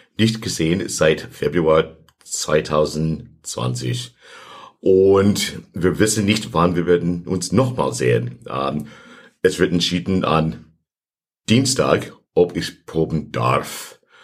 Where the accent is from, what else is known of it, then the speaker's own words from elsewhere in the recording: Santa Monica, California, United States; German is a second language; moved away as an adult; also born or lived in Los Angeles, United States / Hamburg, Germany; now in Pforzheim, Germany; ich bin geboren in ähm, Los Angeles, ähm, aufgewachsen in Santa Monica, Kalifornien